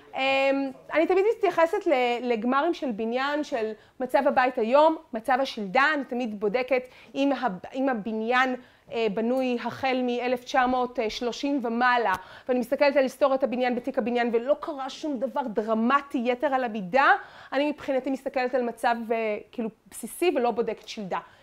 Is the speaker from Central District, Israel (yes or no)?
no; Tel Aviv, Tel Aviv District, Israel; אני תל אביבית